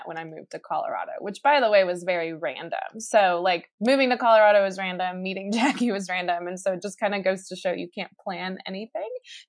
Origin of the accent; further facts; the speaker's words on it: Colombia; My grandmother, I'm originally from Colombia, so my grandmother was actually kidnapped for 8 months.